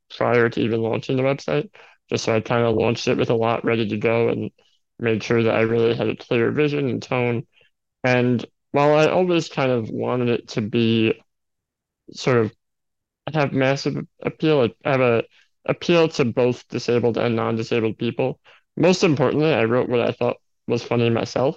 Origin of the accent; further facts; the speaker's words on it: New York City, New York, United States; I am from New York City